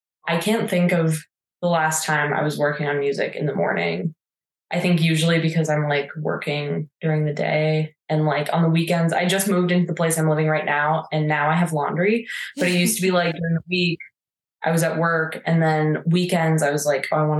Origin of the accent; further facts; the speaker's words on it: Minnesota, United States; also born or lived in California; now in Santa Fe, United States; I'm from Minnesota originally